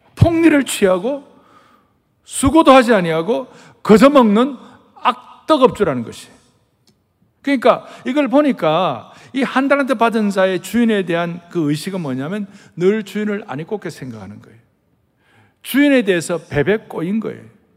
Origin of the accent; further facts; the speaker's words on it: southern Korea, South Korea; accent: southern; 저희들 같은 경우는 저 남쪽에 태어난 사람들은 이 말이 말이에요. 따박따박 분명하지가 않는 거예요